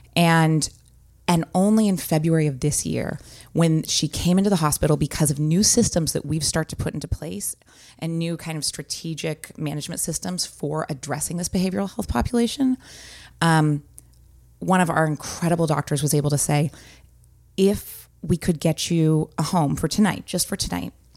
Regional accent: San Francisco Bay Area, California, United States; also born or lived in Walnut Creek; I'm born and raised in the Bay Area, um, the San Francisco Bay Area

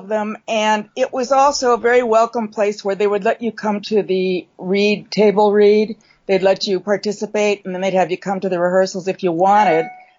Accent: Midwest, United States; I can do this show because I'm from the Midwest, she's from the Midwest.

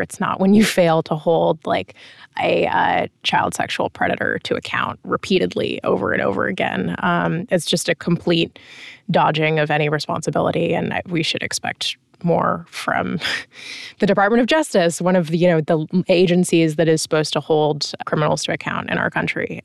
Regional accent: United States; as an American

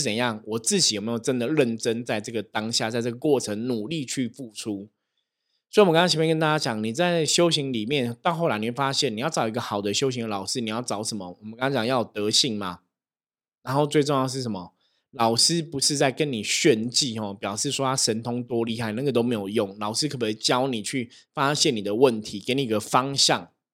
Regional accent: Taiwan; 我们在台湾，我们是台湾人

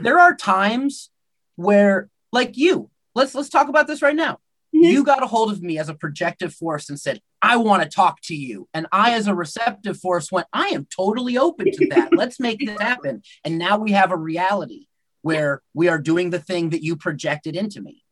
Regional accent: United States; I'm technically Métis, but I'm American

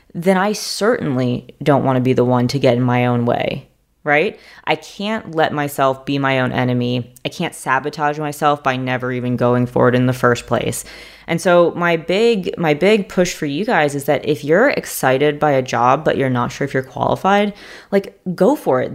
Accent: New York City, New York, United States; moved away as an adult; also born or lived in Stanford, California; now in Charlotte, United States; I'm from New York City. I went to a math and science high school called Stuyvesant High School

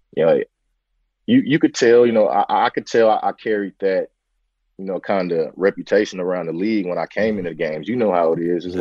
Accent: San Francisco, California, United States; I was, you know, born, raised in Bayview Hunters Point, you know, in the heart of, you know, the Bayview district in San Francisco

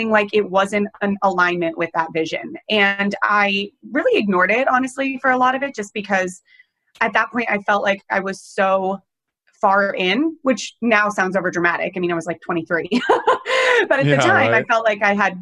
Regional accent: Colorado, United States; now in New York City, United States; I grew up in Colorado

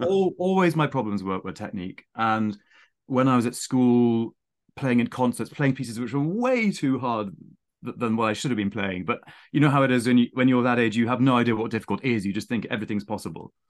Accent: near Winchester, South East England, United Kingdom; accent: plummy; also born or lived in Saint Petersburg; I was born near Winchester.

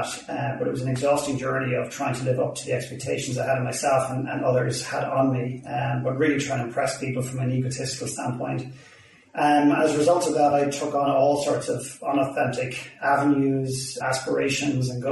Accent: Ireland; accent: Irish; now in Vancouver, Canada; I'm Irish

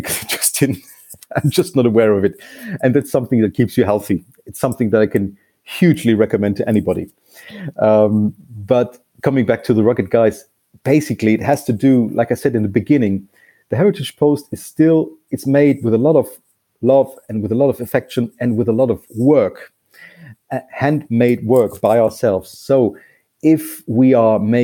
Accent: Munich, Bavaria, Germany; English is a second language; my hometown, from Munich

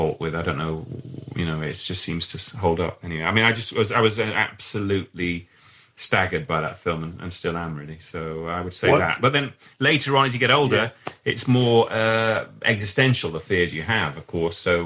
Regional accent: Leeds, Yorkshire and the Humber, United Kingdom; now in London, United Kingdom; In Leeds, where I grew up in Leeds

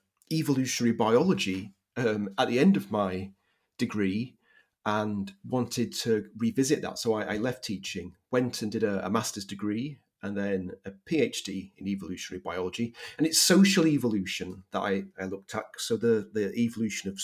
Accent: Leeds, Yorkshire and the Humber, United Kingdom; moved away; also born or lived in Manchester / St. Louis, Missouri; I'm from Yorkshire, from Leeds in Yorkshire.

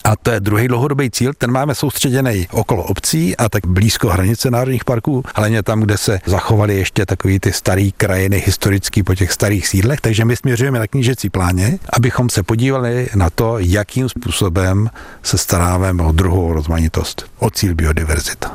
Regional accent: Klatovy, Plzeň Region, Czechia; podmínky, jaký já jsem znal z Klatov, když jsem byl malý.

